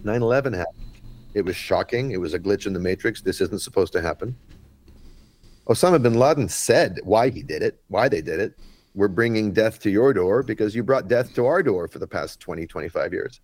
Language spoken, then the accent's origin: English; Vancouver, British Columbia, Canada; I'm from Vancouver, Canada